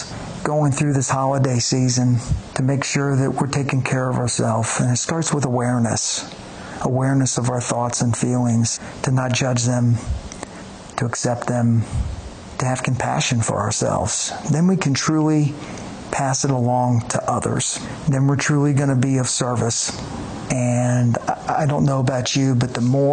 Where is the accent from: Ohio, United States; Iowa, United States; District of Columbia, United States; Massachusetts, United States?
Ohio, United States; Cincinnati; moved away; where I grew up in the Cincinnati area